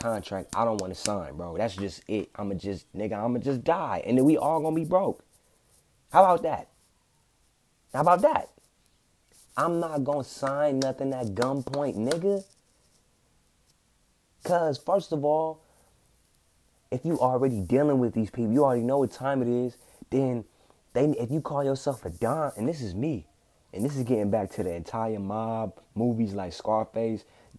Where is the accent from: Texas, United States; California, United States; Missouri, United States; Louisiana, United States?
California, United States; Compton; I'm from Compton